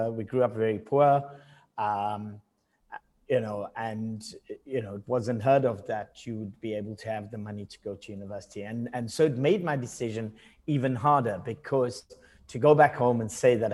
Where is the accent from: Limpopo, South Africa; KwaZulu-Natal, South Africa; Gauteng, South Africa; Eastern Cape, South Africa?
KwaZulu-Natal, South Africa; Durban; moved away as an adult; also born or lived in Johannesburg; I was born in the outskirts of the city of Durban and grew up in Durban like the first sort of 18 years of my life